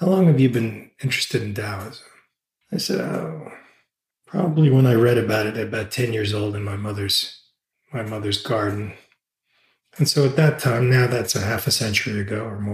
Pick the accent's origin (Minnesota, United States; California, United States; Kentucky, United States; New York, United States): New York, United States; New York City; moved away; I grew up in New York City